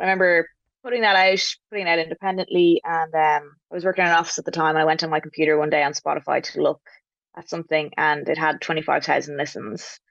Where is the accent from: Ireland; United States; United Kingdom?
Ireland; Dublin, Leinster; I'm from Dublin